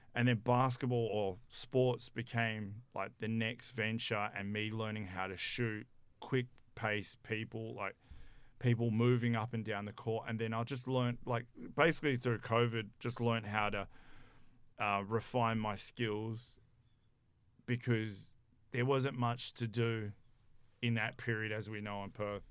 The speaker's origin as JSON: {"language": "English", "country": "South Africa", "tie": "born or raised there", "moved": "yes", "said": "I'm from South Africa"}